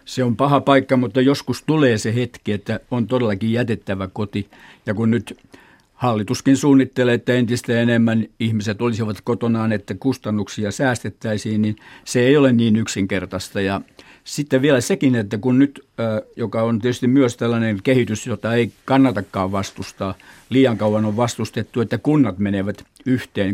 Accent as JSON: {"language": "Finnish", "town": "Jurva", "region": "South Ostrobothnia", "country": "Finland", "tie": "born or raised there", "said": "Jurvajosta. Minä olen kotoisin"}